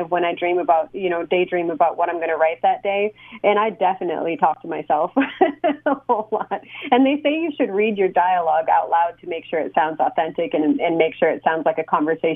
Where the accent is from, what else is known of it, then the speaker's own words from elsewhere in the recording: Escanaba, Michigan, United States; moved away as an adult; now in Oklahoma City, United States; growing up in Escanaba